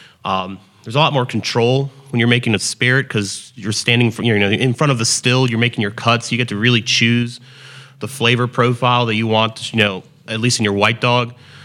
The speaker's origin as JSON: {"language": "English", "town": "New York City", "region": "New York", "country": "United States", "also_born_or_lived": "Winston-Salem, United States", "said": "I'm originally from New York City."}